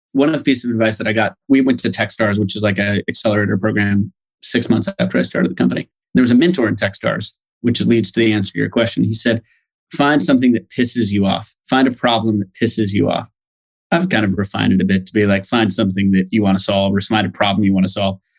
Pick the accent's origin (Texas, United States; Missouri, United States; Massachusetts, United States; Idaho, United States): Idaho, United States; Boise; moved away as an adult; also born or lived in United Kingdom / Nairobi, Kenya; I grew up in Boise